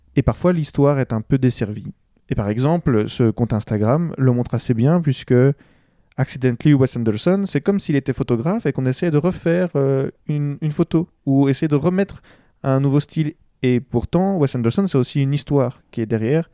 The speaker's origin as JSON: {"language": "French", "country": "Belgium", "said": "nous sommes belges"}